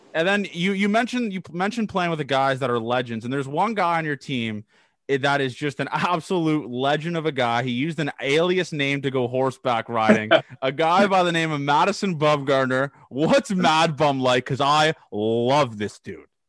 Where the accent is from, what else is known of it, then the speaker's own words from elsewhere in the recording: Canada; I'm a Canadian guy